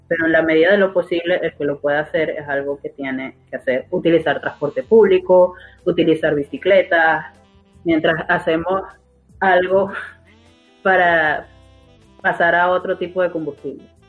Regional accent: Venezuela; yo como venezolana

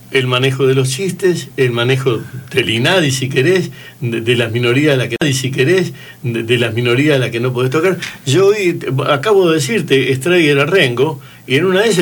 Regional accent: Santa Fe, Argentina; yo me crié en Santa Fe. Si hay una ciudad misógina, homófoba y, y, realmente racista en la provincia, esa es la ciudad de Santa Fe.

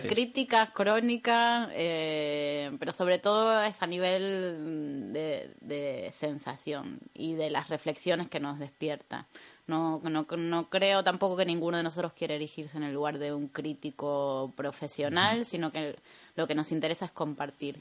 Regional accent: Argentina; moved away as an adult; also born or lived in Buenos Aires; now in Madrid, Spain; yo soy argentina

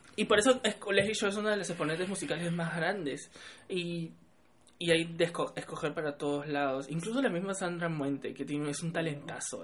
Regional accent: Peru; me gusta ser peruano. Me gusta ser peruano

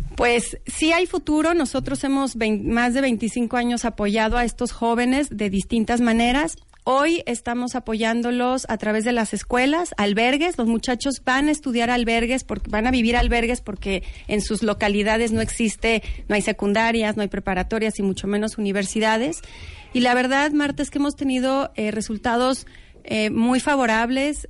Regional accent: Mexico; como mexicanos

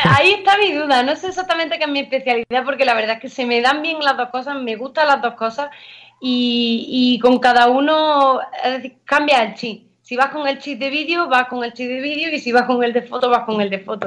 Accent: Valle de los Pedroches, northern Córdoba, Andalusia, Spain; soy del norte de Córdoba, de la zona de los Pedroches, del Valle de los Pedroches

